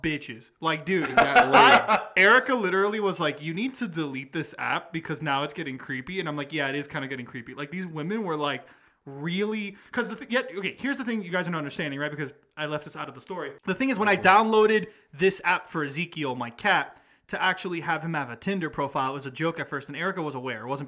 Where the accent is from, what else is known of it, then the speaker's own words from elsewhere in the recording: Atlanta, Georgia, United States; we're from Atlanta